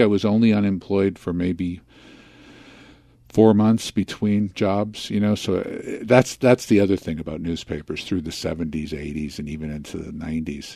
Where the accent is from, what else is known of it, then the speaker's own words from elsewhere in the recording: Philadelphia, Pennsylvania, United States; also born or lived in Chicago; I was born in Chicago, but I grew up in Philadelphia